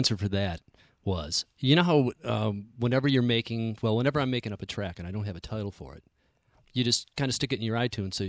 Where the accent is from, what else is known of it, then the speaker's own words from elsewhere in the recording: Buffalo, New York, United States; Buffalo, New York.